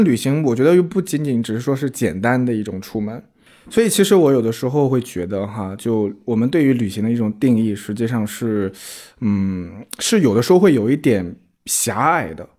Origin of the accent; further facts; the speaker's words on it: Shandong, China; 我从山东来的